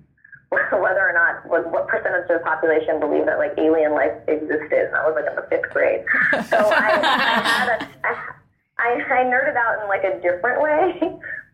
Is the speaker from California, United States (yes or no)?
yes; Oakland, California, United States; moved away as an adult; also born or lived in New York; now in Los Angeles, United States; I moved to New York because I'm from Oakland. I started off in Oakland, moved to New York, and then did the move to LA a few years ago